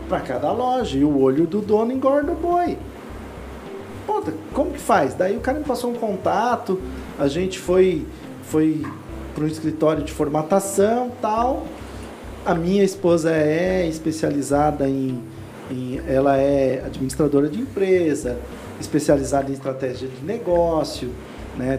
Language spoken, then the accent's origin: Portuguese; Lages, Santa Catarina, Brazil; Eu sou do interior de Santa Catarina